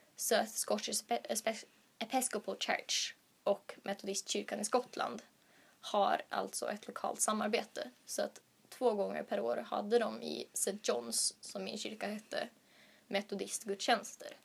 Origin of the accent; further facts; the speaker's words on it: Sweden; moved away as an adult; now in Uppsala, Sweden; Från början så kommer jag från Göteborgs stift